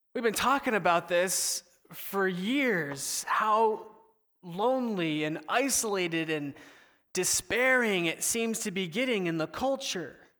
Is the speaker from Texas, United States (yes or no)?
no; Southern California, United States; moved away as an adult; now in Seattle, United States; I went to college in Seattle, but I'm originally from Southern California, so I had to move away from mom and pop